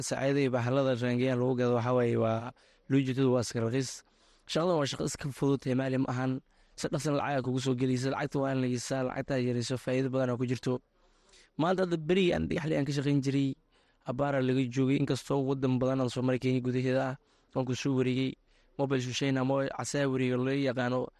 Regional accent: Somalia; moved away; also born or lived in refugee camp (location unclear); waxaan ku dhashay soomaaliya meel baydhool aan ku dhashay kadibna maarata qaxooti waxaan imaada labada kun iyo toban

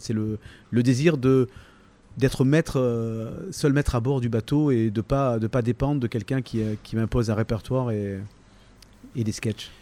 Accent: Toulon, Provence-Alpes-Côte d'Azur, France; accent: varois; also born or lived in Lille / Sanary-sur-Mer / Six-Fours-les-Plages / Saint-Mandrier-sur-Mer; j'ai grandi à Toulon

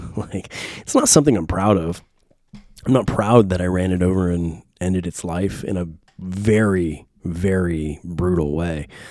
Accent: San Diego, California, United States; now in Nashville, United States; Growing up in San Diego, Point Loma, Ocean Beach

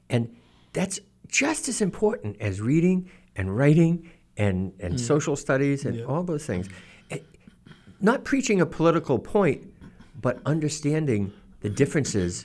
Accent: Norton, Massachusetts, United States; I grew up in Norton in the 1960s.

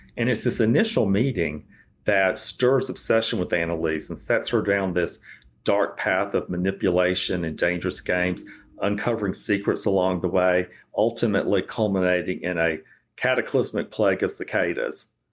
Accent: South Georgia, United States; growing up in South Georgia

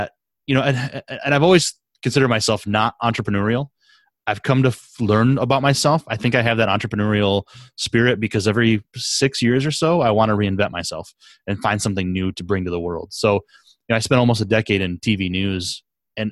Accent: Southwest Michigan, United States; I grew up in Southwest Michigan

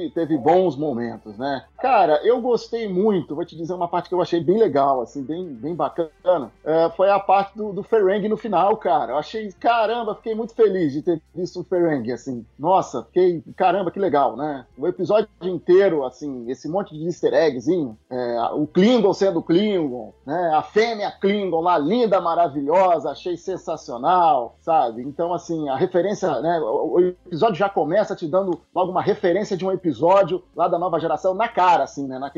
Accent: Rio de Janeiro, Brazil; a gente é, é, carioca é do Rio de Janeiro, mas já tem gente do Brasil inteiro, né?

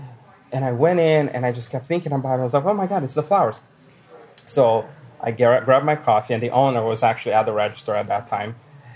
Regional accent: Brazil; moved away as an adult; now in Billings, United States; I'm from Brazil

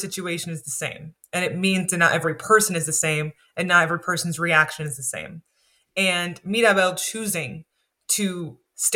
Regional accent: United States; I grew up in the States

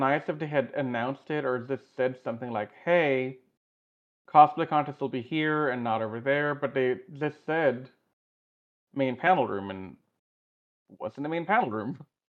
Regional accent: Houston, Texas, United States; given I'm from Houston, and we're in a heat stroke, like in a heat wave right now.

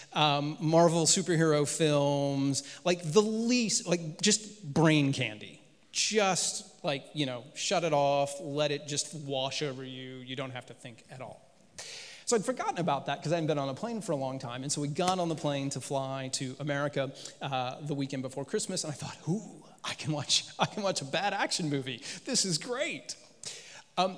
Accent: United States; moved away as an adult; now in United Kingdom; As an American

